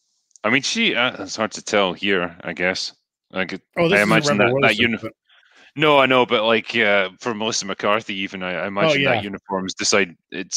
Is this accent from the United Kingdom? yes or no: yes; United Kingdom; we're British